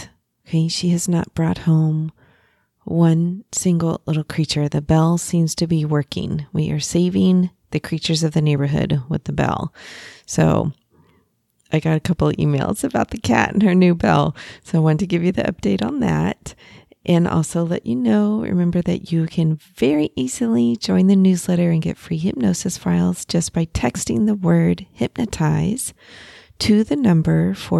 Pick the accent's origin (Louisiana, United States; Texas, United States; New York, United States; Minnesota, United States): Texas, United States; We're both originally from Texas, so you seem to just get a vibe sometimes with people from your home state, right?